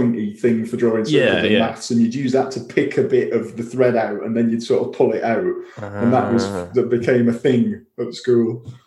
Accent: Wigan, North West England, United Kingdom; So I am from Wigan, as you can probably tell from my voice, or that kind of part of the world.

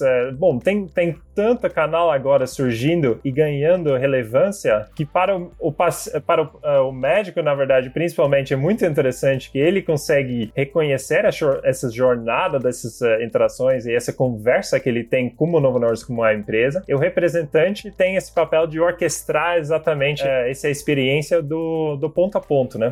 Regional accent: Sittard, Limburg, Netherlands; Portuguese is a second language; moved away as an adult; now in Brazil; eu sou holandês, eu nasci e cresci na Holanda

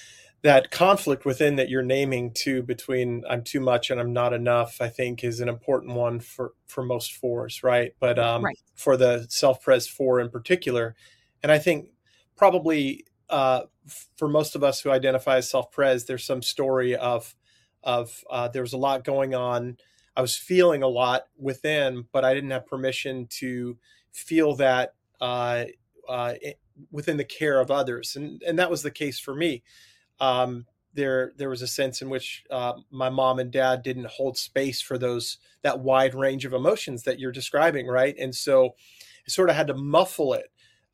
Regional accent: Long Island, New York, United States; I grew up on Long Island during the, you know, but maybe pre-Seinfeld days, but like a kind of Long Island, New York sense of humor.

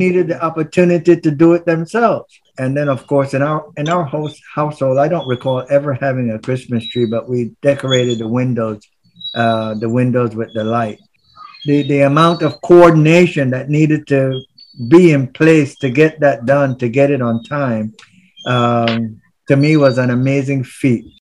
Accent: Gamboa, Panama Canal Zone, Panama; now in New Jersey, United States; I grew up in uh, the community known as Santa Cruz. Uh, to the old timers, it was also, also uh, uh called Gamboa. And uh, right now I live in New Jersey.

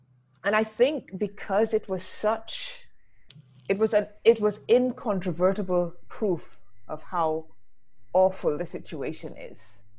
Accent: England, United Kingdom; now in Barbados; It's a strange thing because I'm here in the Caribbean. I'm British originally, British Barbadian.

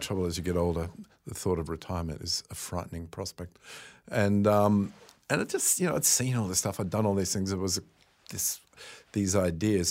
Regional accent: Australia; maybe this is being Australian

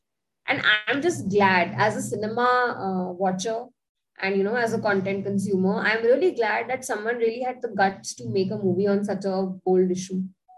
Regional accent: India

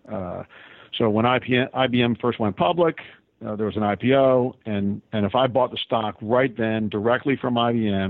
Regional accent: Northeast, United States; moved away as an adult; now in Tampa, United States; born and raised in the Northeast

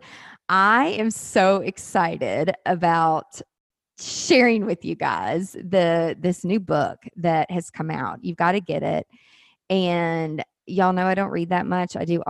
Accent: the South, United States; accent: Southern; I have such a Southern accent

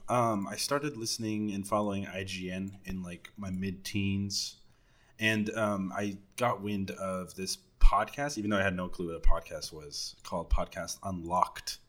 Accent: Dallas, Texas, United States; I'm definitely from Dallas

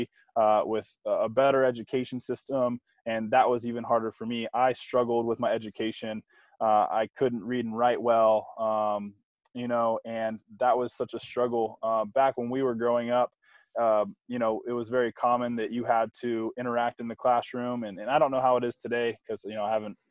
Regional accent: Tampa, Florida, United States; Growing up in Tampa, my parents had a construction business

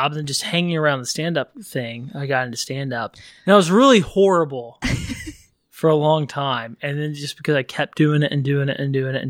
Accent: Texas, United States; moved away as an adult; I grew up in Texas, lived there for most of my life. And then in 2015, when I was, what was I then? 31-ish. And I moved out here to pursue comedy

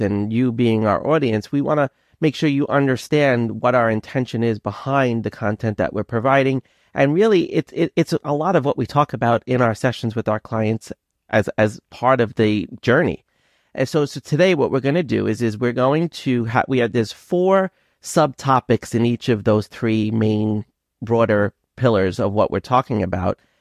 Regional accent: Long Island, New York, United States; accent: Brooklynese Long Island; also born or lived in Brooklyn / Schenectady, New York; I have like this Brooklynese kind of Long Island combination accent

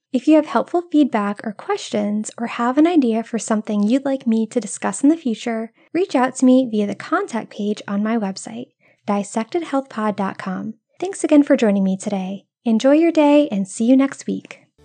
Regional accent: Rhode Island, United States; moved away; I'm originally from Rhode Island, where iced coffee runs through our veins even in the coldest months

